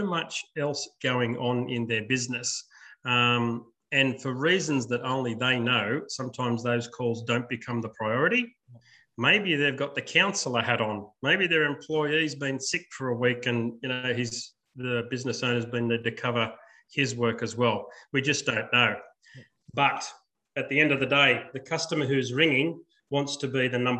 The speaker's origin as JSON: {"language": "English", "town": "Sydney", "region": "New South Wales", "country": "Australia", "tie": "born or raised there", "said": "I was born in Sydney in 1967"}